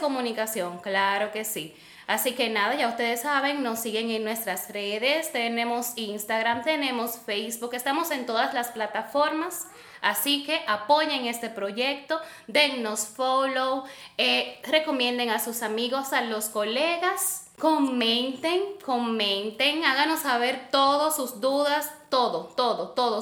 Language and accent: Spanish; Santiago de los Caballeros, Santiago, Dominican Republic; yo soy nieta de La Vega, pero yo soy hija de Santiago